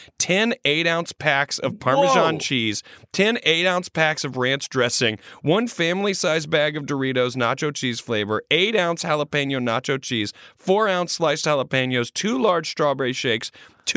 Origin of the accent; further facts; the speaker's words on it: Virginia, Free State, South Africa; I am from Virginia. Virginia is a small town located in the farming and agricultural province, state, quotations, called Free State. Central South Africa is also what it's called.